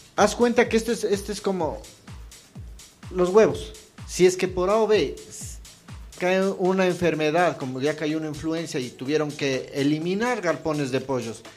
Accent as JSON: {"language": "Spanish", "country": "Ecuador", "said": "como ecuatorianos"}